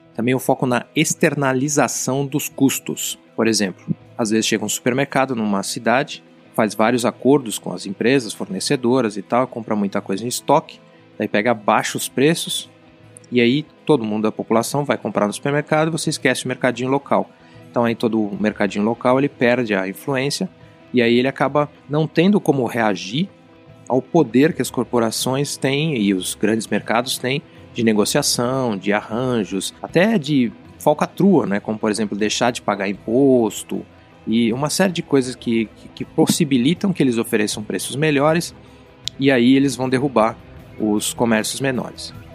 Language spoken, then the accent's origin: Portuguese; Brazil; eu, que sou brasileiro